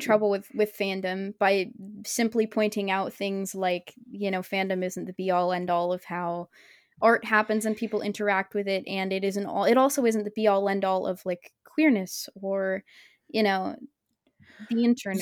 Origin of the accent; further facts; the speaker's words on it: Oregon, United States; I'm from Oregon